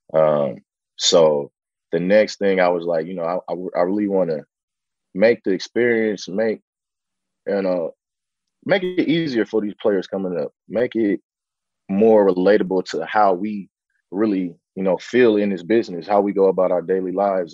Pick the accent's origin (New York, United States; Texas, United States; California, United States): California, United States; San Francisco; I was, you know, born, raised in Bayview Hunters Point, you know, in the heart of, you know, the Bayview district in San Francisco